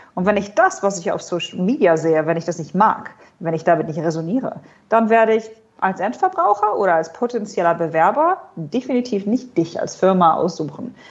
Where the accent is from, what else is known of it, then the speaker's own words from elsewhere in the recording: Hanover, Lower Saxony, Germany; moved away as an adult; now in Dubai, United Arab Emirates; Ich komme ursprünglich aus Hannover, habe an der Uni Hannover studiert